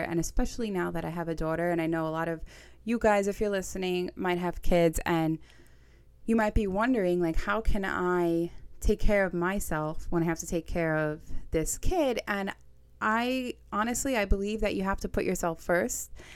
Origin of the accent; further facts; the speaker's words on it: New York City, New York, United States; accent: Staten Island; I'm from Staten Island, New York. Get used to the accent